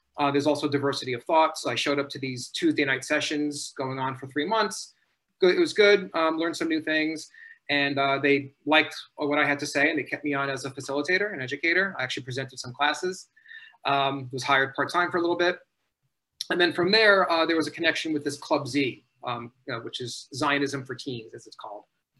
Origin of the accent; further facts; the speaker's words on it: New York City, New York, United States; I grew up in New York City. As you mentioned, I'm a grandchild of survivors, Holocaust survivors. Have some family in Israel